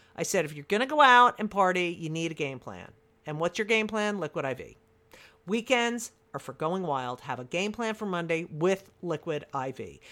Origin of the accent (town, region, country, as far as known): New Jersey, United States